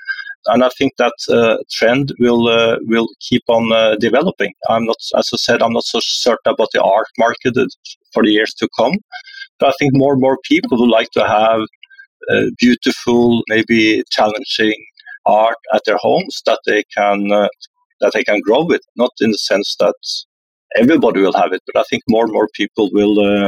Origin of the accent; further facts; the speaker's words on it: Norway; When I grew up here in Norway